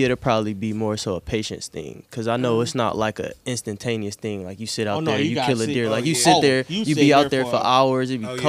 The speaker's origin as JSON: {"language": "English", "town": "Highland Park", "region": "Michigan", "country": "United States", "also_born_or_lived": "Warren, Michigan", "said": "I'm 25. I actually just turned 25 on the 16th. I'm from Highland Park."}